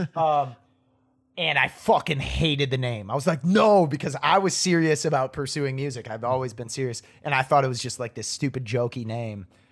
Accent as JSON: {"language": "English", "town": "Appleton", "region": "Wisconsin", "country": "United States", "tie": "born or raised there", "moved": "as an adult", "lives_now": "Nashville, United States", "said": "I grew up in Ap-, or in Wisconsin, a town called Appleton"}